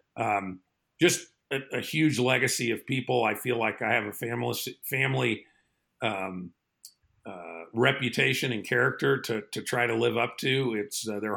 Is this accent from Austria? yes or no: yes; Austria; now in Colorado, United States; I grew up in Austria